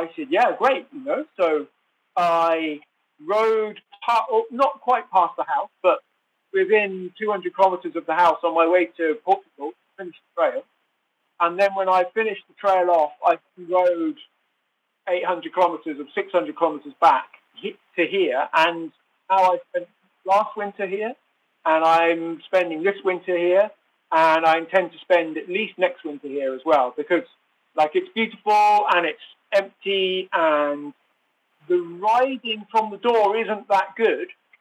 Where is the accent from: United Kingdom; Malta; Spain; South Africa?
United Kingdom; Oxford, South East England; moved away as an adult; also born or lived in French Alps; So I'm originally from Oxford in England, and I spent about 30 years there